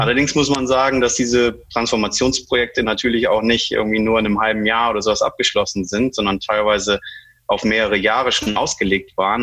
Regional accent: Germany; also born or lived in Iceland / Bremen; Ich bin gebürtiger Isländer, deshalb der, der komische Name, falls sich der eine oder andere wundert. Ja. Ähm, ich bin aber ähm, in, in Deutschland größtenteils aufgewachsen, bin mit vier Jahren quasi schon nach, nach Deutschland gekommen

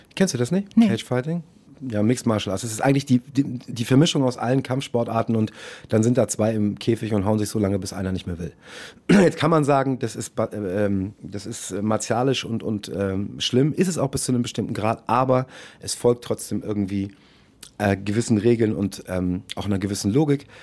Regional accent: St. Georg, Hamburg, Germany; also born or lived in Munich; St. Georg war damals ein, wirklich ein fast reines Ausländerviertel, da haben kaum deutsche Kids gewohnt

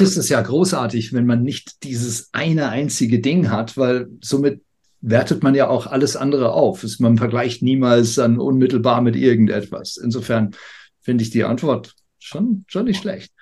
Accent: United Kingdom; moved away; als ich aufgewachsen bin in Großbritannien

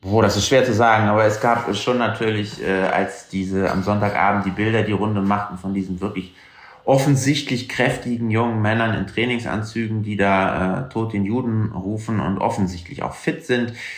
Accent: Germany; Als Deutscher

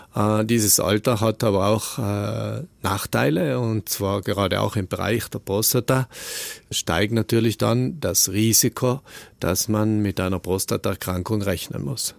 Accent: South Tyrol, Trentino-Alto Adige, Italy; wir Südtiroler

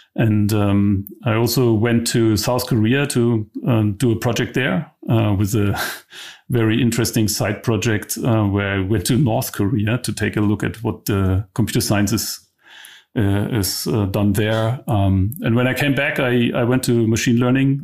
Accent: East Germany, Germany; also born or lived in London; I'm from East Germany.

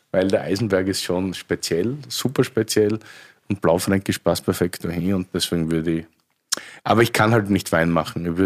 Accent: Styria, Austria; ich bin eigentlich Steirer.

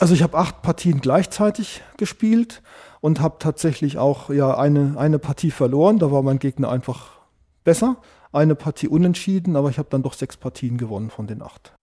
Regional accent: Sandhausen, Baden-Württemberg, Germany; moved away as an adult; ich stamme ursprünglich aus der Gegend von Heidelberg, kennt vielleicht Sandhausen. Ich bin dort zur Schule gegangen, ich habe dort Abitur gemacht

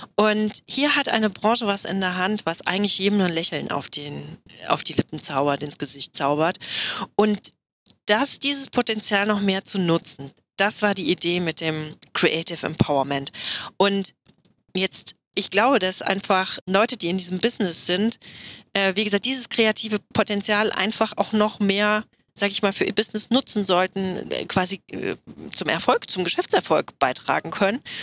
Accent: Hochstadt, Hesse, Germany; also born or lived in Offenbach am Main; now in Ruhr area, Germany; ursprünglich komme ich aus der Nähe von Frankfurt

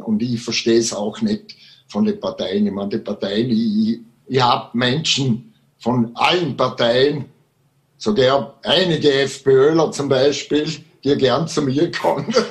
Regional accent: Vorarlberg, Austria; bei uns im Ländle in Vorarlberg

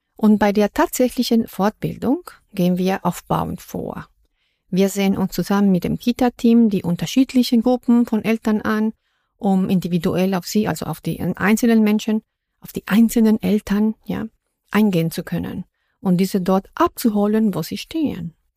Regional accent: Mexico; first language Spanish; German is a second language; now in Berlin, Germany; wo ich herkomme aus Mexiko

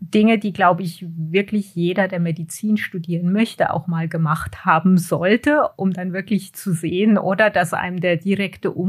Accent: Hanau, Hesse, Germany; Ah, in diesem Fall war das ähm, in, in Hanau. Also ich bin in Deutschland geboren und aufgewachsen.

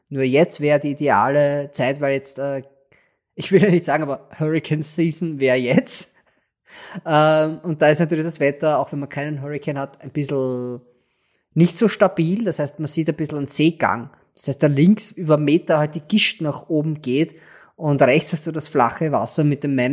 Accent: Austria; aber man erschrickt halt als Österreicher, was, hast du mit einem Haifisch zu tun?

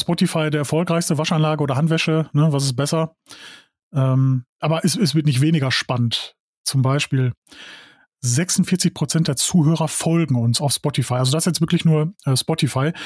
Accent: Dorsten, North Rhine-Westphalia, Germany; ich komme aus Dorsten

